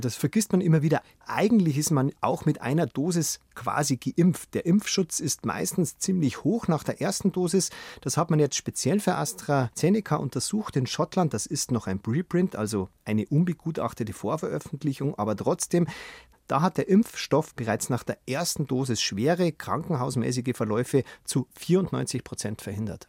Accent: Germany; bei uns in Deutschland

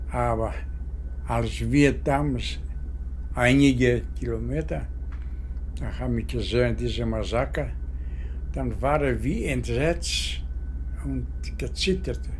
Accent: Kefalonia, Ionian Islands, Greece; Meine Heimat, das ist eine Insel, in Adriatica, ja, äh, das Meer, das heißt Kefalonia.

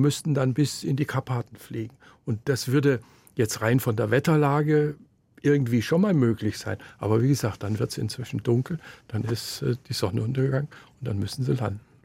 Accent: Allgäu, Bavaria, Germany; also born or lived in Memmingen; bei uns im Allgäu

